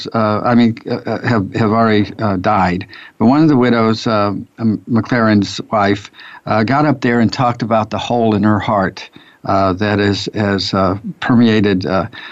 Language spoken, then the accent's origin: English; St. Louis, Missouri, United States; I grew up in North St. Louis